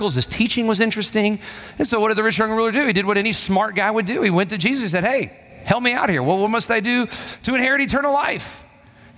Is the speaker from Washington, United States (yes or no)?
no; Huntsville, Alabama, United States; When I was a kid, I went to a big church. My dad was on staff at this church, and it was a well-respected church and there in Huntsville, Alabama